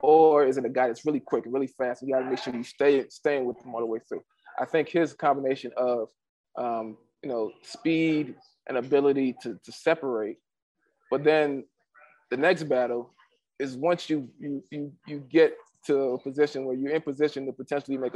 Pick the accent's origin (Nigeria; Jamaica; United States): Nigeria; I'm a Nigerian player